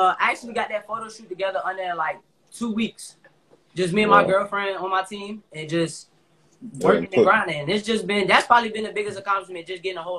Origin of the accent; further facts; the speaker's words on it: Newport News, Virginia, United States; also born or lived in Hampton, Virginia; I'm from Newport News, but I graduated from Phoebus High School in Hampton.